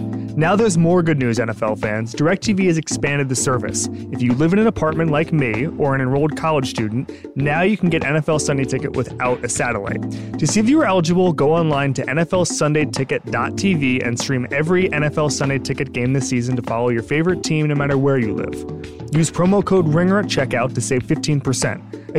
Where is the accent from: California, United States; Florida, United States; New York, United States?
Florida, United States; I'm from Florida.